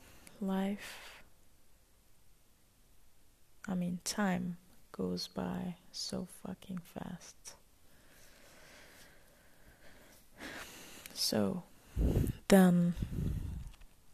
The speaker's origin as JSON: {"language": "English", "region": "Ras Al Khaimah", "country": "United Arab Emirates", "tie": "born or raised there", "said": "I was born and raised in Emirates, in a city that's called Ras Al Khaimah."}